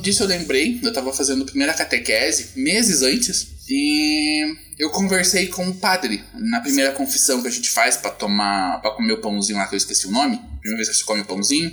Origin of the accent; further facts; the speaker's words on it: Curitiba, Paraná, Brazil; Sou de Curitiba